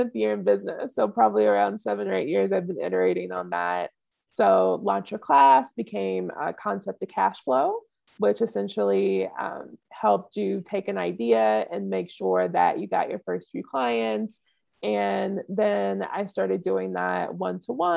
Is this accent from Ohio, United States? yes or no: no; just outside of New Orleans, Southeast Louisiana, United States; moved away; also born or lived in California / Africa; I grew up in Southeast Louisiana, just outside of New Orleans.